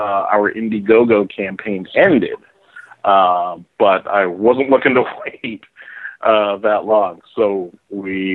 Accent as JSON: {"language": "English", "town": "Toronto", "region": "Ontario", "country": "Canada", "said": "I'm from Toronto, the center, not just the most important city in Canada"}